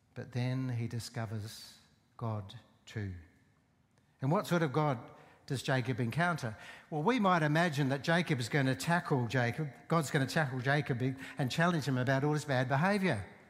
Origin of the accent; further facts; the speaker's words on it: Port Augusta, South Australia, Australia; I grew up in Port Augusta